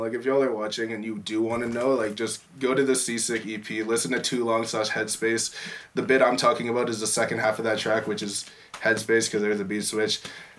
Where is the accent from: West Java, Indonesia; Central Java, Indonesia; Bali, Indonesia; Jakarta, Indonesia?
Jakarta, Indonesia; now in Calgary, Canada; I'm from Jakarta, Indonesia, and like I just have a lot of family there.